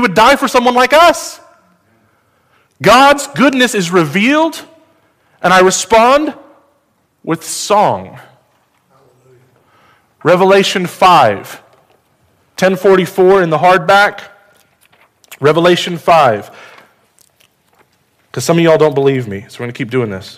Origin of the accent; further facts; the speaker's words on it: United States; As an American